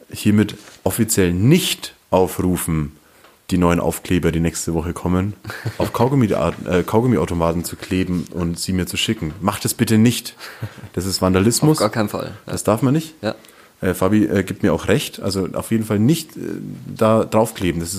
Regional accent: Fürth district, Bavaria, Germany; ich bin ja im Landkreis Fürth aufgewachsen

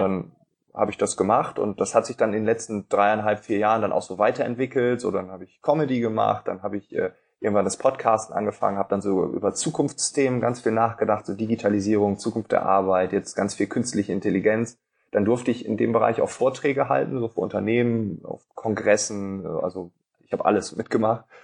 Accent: Northern Germany, Germany; accent: Northern German; ich bin Norddeutscher

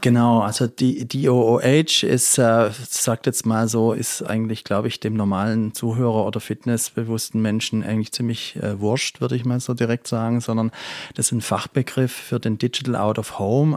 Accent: Crailsheim, Baden-Württemberg, Germany; also born or lived in England / Frankfurt; ich bin in Kralsheim geboren und auch dort aufgewachsen

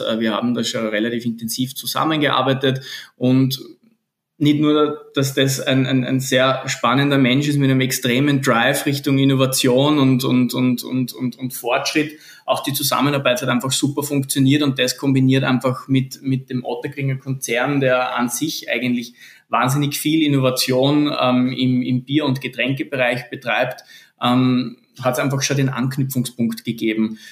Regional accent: Linz, Upper Austria, Austria; moved away as an adult; also born or lived in Vienna / Lisbon / South America; bin geborener Linzer

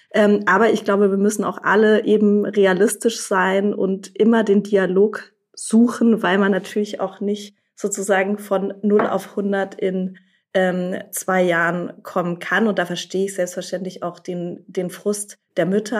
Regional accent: Germany; hier bei uns in Deutschland

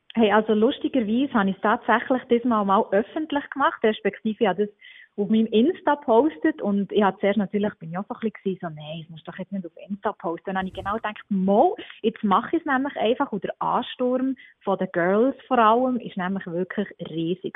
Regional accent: Switzerland; bei uns in der Schweiz

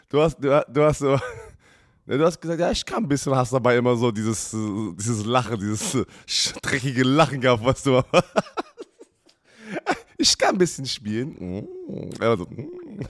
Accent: Berlin, Germany; Sami und ich als Berliner

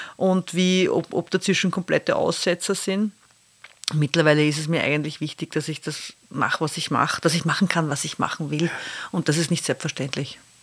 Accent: Austria; als Österreicherin

